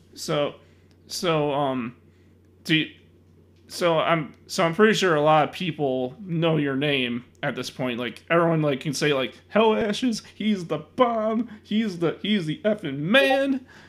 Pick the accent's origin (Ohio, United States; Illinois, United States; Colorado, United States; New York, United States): Illinois, United States; Chicago; I'm from Chicago